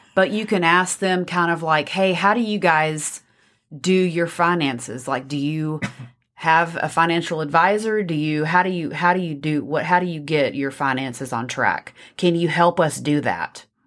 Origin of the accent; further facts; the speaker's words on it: Texas, United States; accent: Texas; my Texas accent